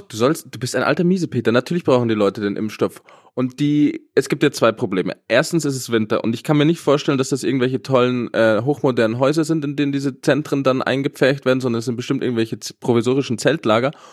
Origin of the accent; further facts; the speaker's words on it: Germany; wir Deutschen